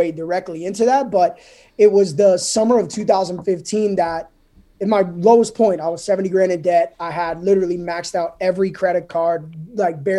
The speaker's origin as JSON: {"language": "English", "region": "New Jersey", "country": "United States", "tie": "born or raised there", "moved": "as an adult", "said": "I grew up in Jersey, spent the first 25 years of my life in Jersey. You know, born and raised"}